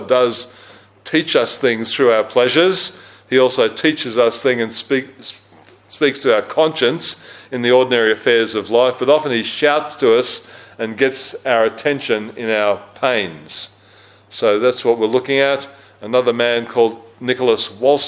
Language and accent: English; Australia; also born or lived in Christchurch, New Zealand; as an Australian who'd never experienced an earthquake